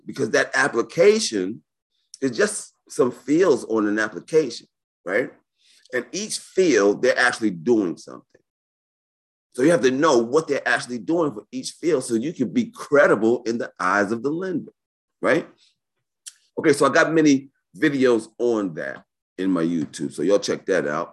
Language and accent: English; New York City, New York, United States; born and raised in New York City